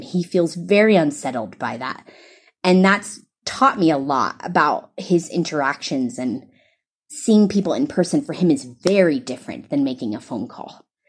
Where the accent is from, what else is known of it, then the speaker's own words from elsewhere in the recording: the South, United States; accent: American; moved away as an adult; also born or lived in East Africa; now in Kenya; I'm from the South in the United States. You can tell I'm American by my accent.